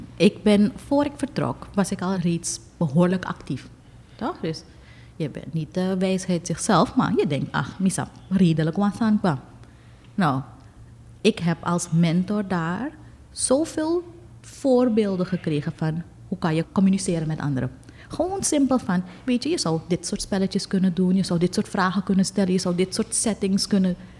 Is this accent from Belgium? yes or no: no; Suriname